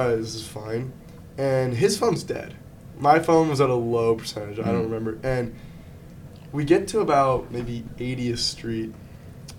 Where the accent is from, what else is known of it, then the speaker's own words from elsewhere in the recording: Newport Beach, California, United States; moved away as an adult; now in New York City, United States; Zach and I we're both from California